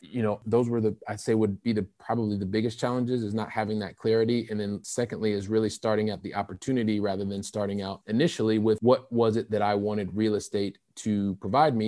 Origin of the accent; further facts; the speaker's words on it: Ohio, United States; moved away as an adult; also born or lived in Saint Louis, Missouri; now in Paris, France; I'm originally from Ohio